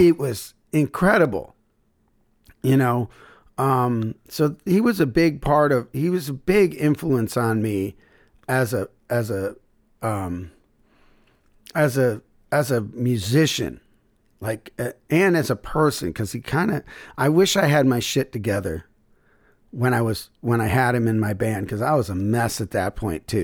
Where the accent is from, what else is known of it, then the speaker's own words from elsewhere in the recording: Syracuse, New York, United States; moved away as an adult; also born or lived in Memphis; my hometown, Syracuse